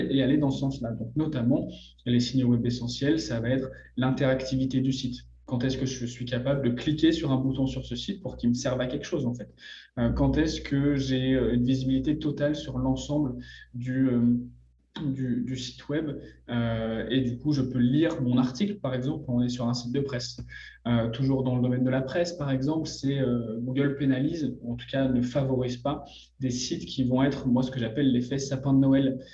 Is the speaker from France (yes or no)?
yes; France; accent: French; now in Montreal, Canada; Je suis français